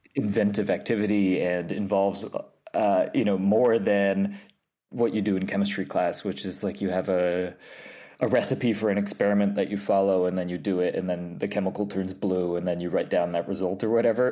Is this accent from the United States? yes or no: yes; New York, United States; I grew up in New York, um, upstate. Well, w-, w-, well, technically upstate. I, like, an hour above the city